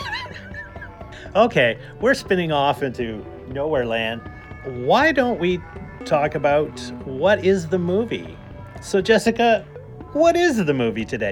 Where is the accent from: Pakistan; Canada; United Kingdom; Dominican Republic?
Canada; just outside of Toronto, Ontario; now in British Columbia, Canada; I grew up just outside of Toronto